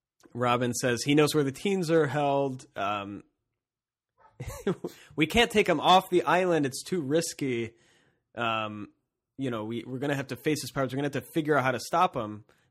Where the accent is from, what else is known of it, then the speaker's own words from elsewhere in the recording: Cincinnati, Ohio, United States; We're not from the zoo. We're from Cincinnati.